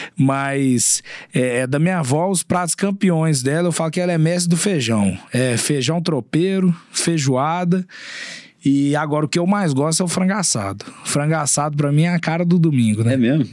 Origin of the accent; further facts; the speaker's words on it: Belo Horizonte, Minas Gerais, Brazil; accent: mineiro; also born or lived in Uberlândia; Eu sou nascido e criado aqui em Belo Horizonte, eu morei três anos fora daqui só em Uberlândia